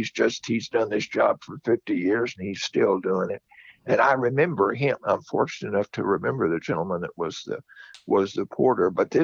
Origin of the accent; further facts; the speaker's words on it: Iowa, Louisiana, United States; where I grew up in Iowa, Louisiana.